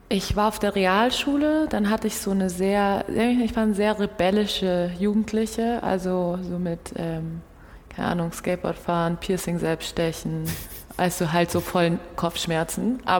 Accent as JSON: {"language": "German", "country": "Brazil", "tie": "born there", "said": "ich bin 94 in Brasilien geboren."}